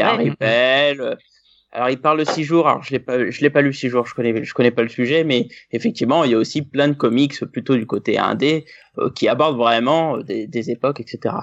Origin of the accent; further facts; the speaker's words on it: France; on est français